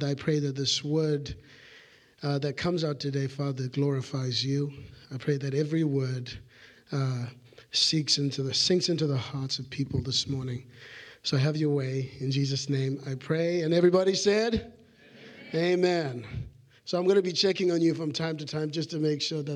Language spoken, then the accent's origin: English; Zimbabwe; moved away; when I was growing up in Zimbabwe in an orphanage